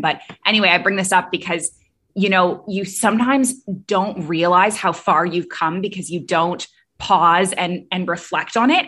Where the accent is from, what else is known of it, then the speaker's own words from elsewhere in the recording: Toronto, Ontario, Canada; moved away; also born or lived in Middle East; I'm from Canada originally, grew up in Toronto